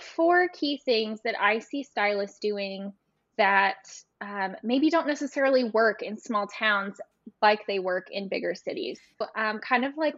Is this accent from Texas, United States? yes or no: yes; a small town in East Texas, United States; ending up back in my hometown